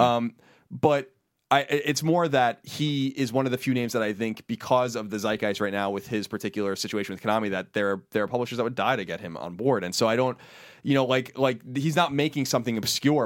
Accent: New York, United States; we're from New York

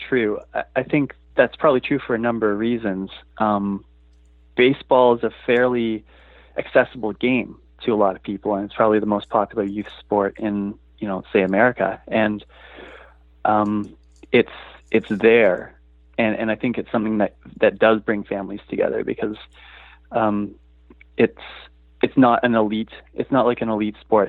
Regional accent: Vancouver, British Columbia, Canada; also born or lived in Toronto; I've spent my life living in Vancouver, but I was born in Toronto

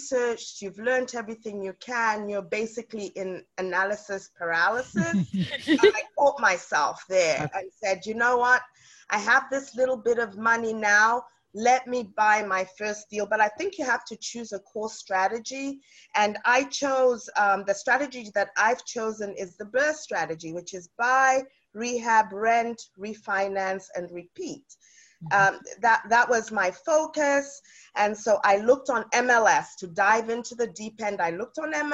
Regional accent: United Kingdom; also born or lived in South Africa; now in Boston, United States; I'm originally from South Africa, but I grew up in the United Kingdom

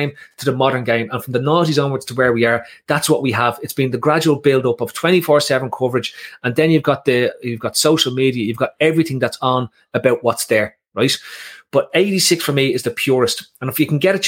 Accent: Ireland; I was Irish

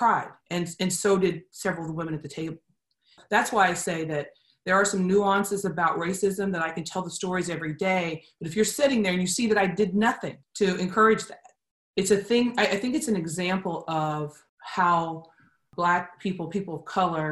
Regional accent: Columbus, United States; I was growing up in Columbus

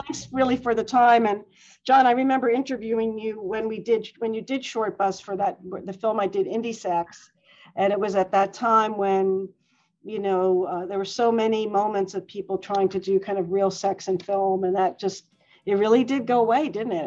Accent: New York, United States; I grew up in New York

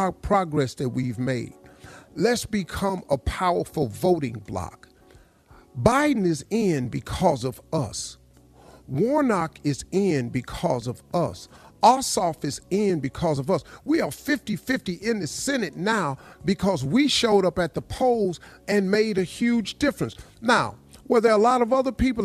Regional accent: Welch, West Virginia, United States; I grew up in Welch, West Virginia

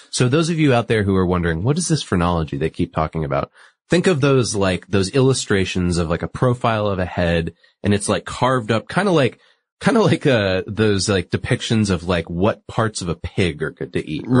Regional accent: New England, United States; I'm from New England

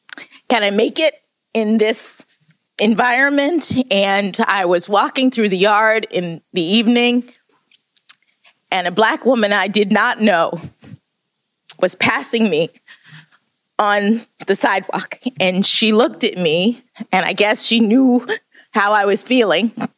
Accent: Miami, Florida, United States; moved away as an adult; I'm from Miami, Florida

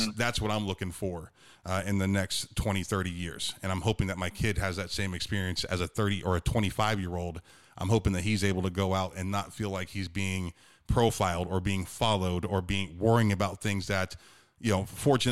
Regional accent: Youngstown, Ohio, United States; I'm from Northeastern Ohio, Youngstown area. I played in a conference called the Steel Valley

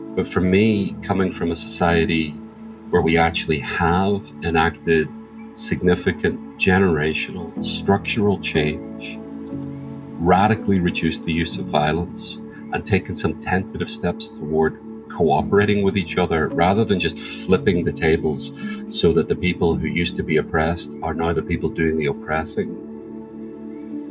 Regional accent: Northern Ireland, United Kingdom; I grew up in Northern Ireland or the north of Ireland.

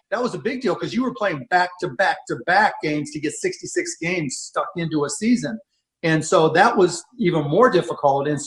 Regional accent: Pittsburgh, Pennsylvania, United States; Julius Erving was my hero growing up in Pittsburgh when I was a little kid.

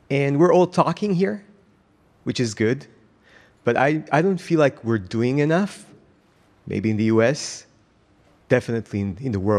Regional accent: Israel; Um, I'm from Israel.

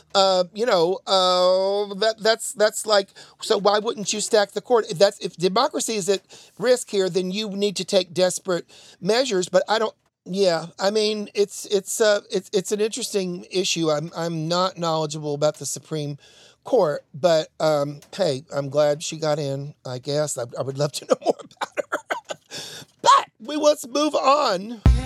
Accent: Tennessee, United States; I sound like Marsha Blackburn, and I am from Tennessee

